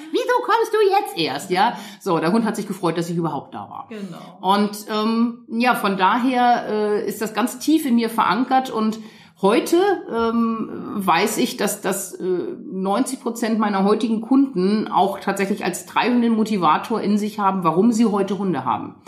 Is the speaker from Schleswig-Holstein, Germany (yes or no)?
yes; Lütjensee, Schleswig-Holstein, Germany; born or raised there